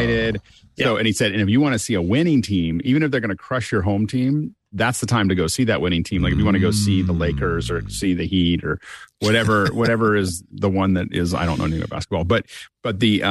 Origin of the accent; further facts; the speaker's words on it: Pittsburgh, Pennsylvania, United States; I'm from Pittsburgh